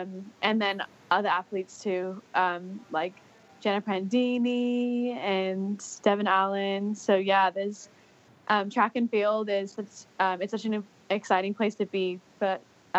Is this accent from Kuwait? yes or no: no; Singapore; also born or lived in Auckland, New Zealand; So I was born in Auckland, and then my family moved to Singapore when I was pretty young. So I did most of my primary schooling in Singapore